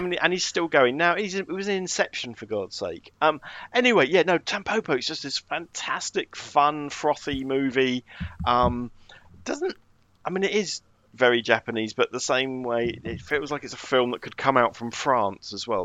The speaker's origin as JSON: {"language": "English", "country": "United Kingdom"}